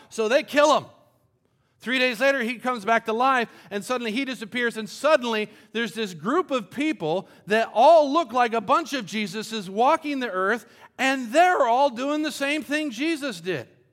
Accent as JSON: {"language": "English", "country": "Colombia", "tie": "born or raised there", "moved": "yes", "said": "I grew up in Columbia, South America, and we, our house was right on the edge of a big cliff"}